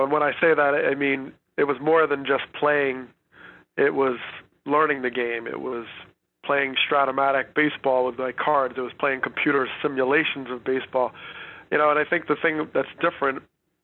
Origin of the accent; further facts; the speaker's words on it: Teaneck, New Jersey, United States; I grew up in Teaneck, New Jersey